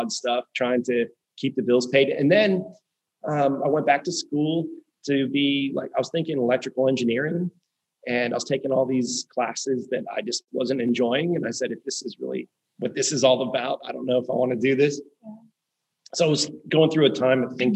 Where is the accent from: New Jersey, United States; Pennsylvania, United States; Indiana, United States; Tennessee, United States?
Pennsylvania, United States; Pittsburgh; moved away as an adult; also born or lived in Syracuse, New York / Prince Edward Island, Canada / Wilmington; now in Florida, United States; we both grew up in Pittsburgh